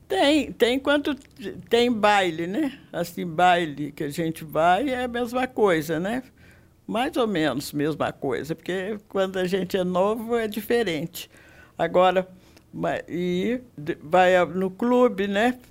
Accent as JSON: {"language": "Portuguese", "town": "Passos", "region": "Minas Gerais", "country": "Brazil", "tie": "born or raised there", "said": "Desde que eu nasci, eu moro em Passos mesmo"}